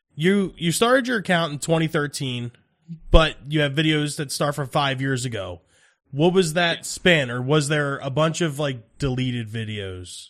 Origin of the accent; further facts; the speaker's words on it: New Jersey, United States; we're from South Jersey